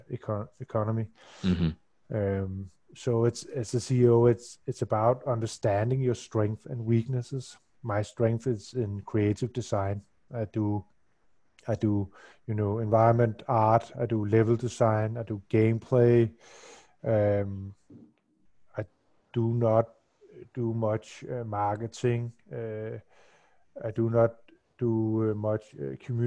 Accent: Denmark; I'm from Denmark

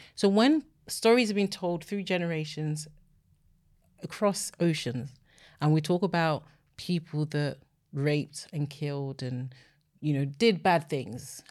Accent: Nigeria; now in United Kingdom; I'm Nigerian

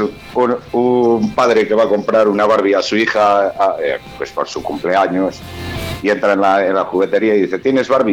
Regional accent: Valladolid, Castile and León, Spain; los que somos vallisoletanos, pucelanos o, bueno, y alrededores

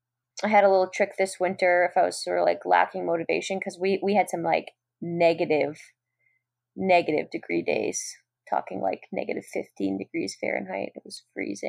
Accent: New England, United States; I grew up in New England and we have some pretty cold winters.

